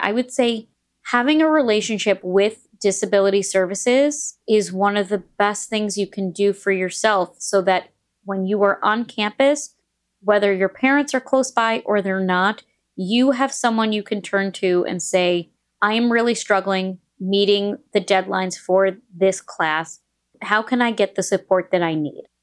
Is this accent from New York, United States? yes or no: yes; New York, United States; moved away as an adult; also born or lived in Indiana; I went to Indiana University, but I'm from New York